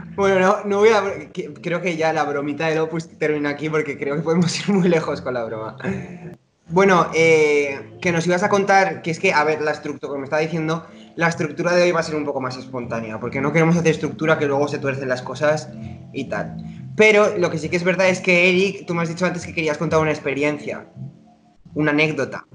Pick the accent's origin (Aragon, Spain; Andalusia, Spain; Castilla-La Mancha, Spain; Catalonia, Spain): Aragon, Spain; Zaragoza; moved away as an adult; now in Hamburg, Germany; que estoy en Hamburgo, bueno, yo nací en Zaragoza, ahora estoy en Hamburgo trabajando